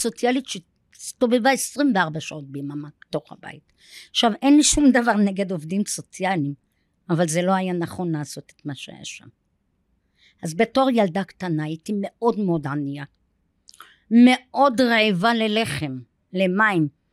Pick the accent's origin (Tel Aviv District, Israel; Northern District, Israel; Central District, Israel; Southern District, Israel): Northern District, Israel; Safed; moved away; אני ילידת צפת, נולדתי ב-1962.